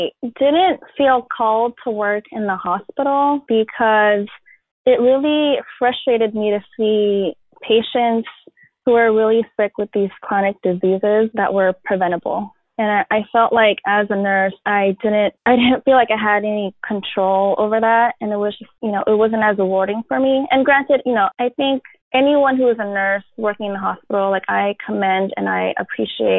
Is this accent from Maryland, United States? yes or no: no; San Francisco, California, United States; So I currently live in San Francisco. I was born and raised here